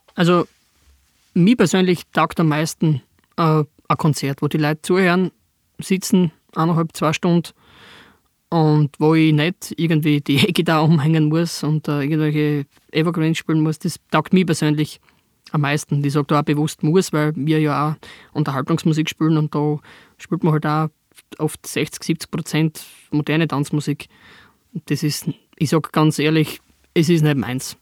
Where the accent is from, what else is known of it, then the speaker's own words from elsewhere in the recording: southern Styria, Austria; bei uns in der Südsteiermark